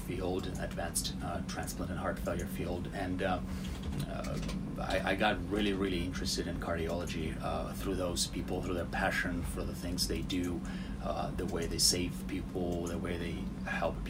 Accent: Russia; English is a second language; moved away as an adult; also born or lived in Louisville, United States; now in United States; I'm originally from Russia. I did my medical school there, and then I came to the United States

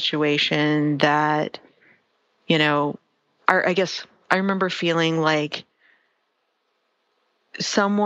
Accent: Deep South, United States; I grew up in the Deep South

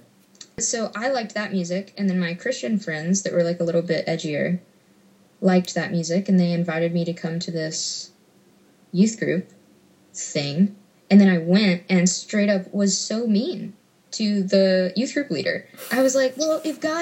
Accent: Memphis, Tennessee, United States; I grew up in Memphis

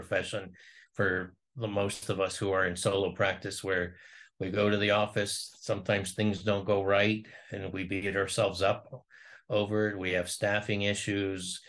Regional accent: Ohio, United States; I'm from Ohio

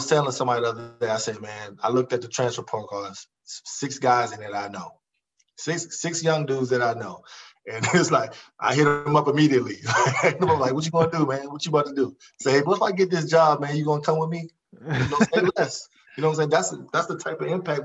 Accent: Montgomery County, Maryland, United States; I was from Montgomery County

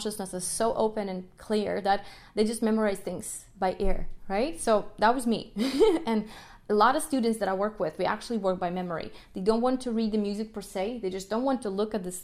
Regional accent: Kyiv, Ukraine; first language Russian; English is a second language; moved away; I'm from the Ukraine, Kiev. And my first language was Russian, just because my mom's Russian. But then in school, I learned Ukrainian

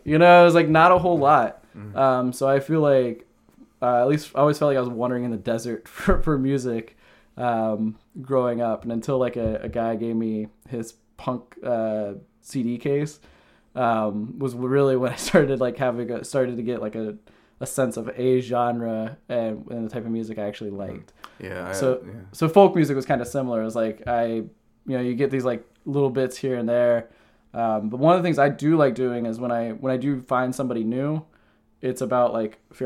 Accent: Ohio, United States; moved away as an adult; now in New Jersey, United States; I grew up in Ohio

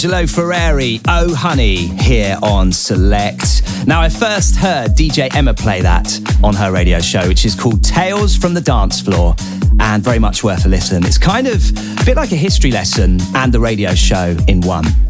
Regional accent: Norwich, East of England, United Kingdom; I'm in my hometown

